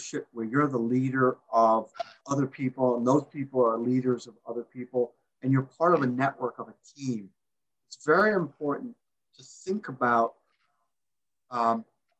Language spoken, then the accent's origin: English; Massachusetts, United States; I'm from Massachusetts